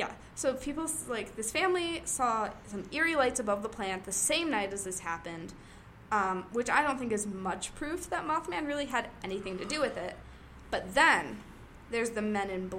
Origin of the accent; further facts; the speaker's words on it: Ohio, United States; I'm from Ohio